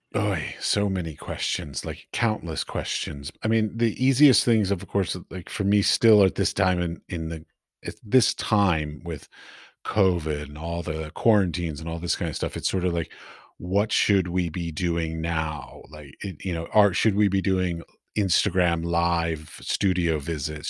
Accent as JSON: {"language": "English", "country": "United States", "also_born_or_lived": "Middle East", "moved": "as an adult", "lives_now": "Prague, Czech Republic", "said": "I'm from the United States"}